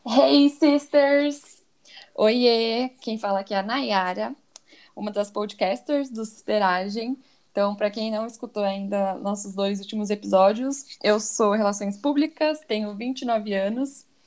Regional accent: São Paulo, Brazil; now in Guarulhos, Brazil; eu também sou de São Paulo, nasci em São Paulo, moro em Guarulhos há 10, 11 anos

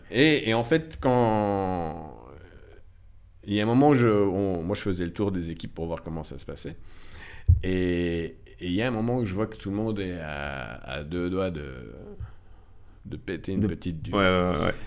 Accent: Belgium; also born or lived in Morocco; j'ai quitté la Belgique

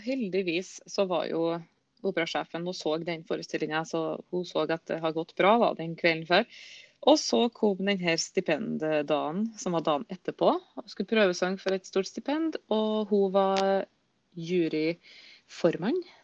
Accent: Surnadal, Møre og Romsdal, Norway; moved away; ble boende hjemme i Surnadal kommune, sikkert der jeg kommer ifra.

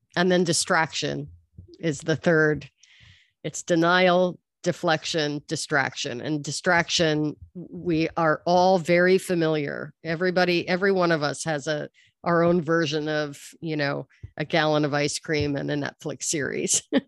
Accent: New York, United States; moved away as an adult; now in Los Angeles, United States; I grew up in New York, and I've been living in Los Angeles for thirty years

